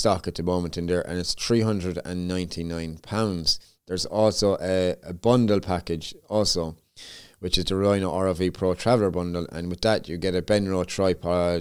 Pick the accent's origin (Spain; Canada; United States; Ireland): Ireland; Limerick, Munster; my hometown of Limerick, Ireland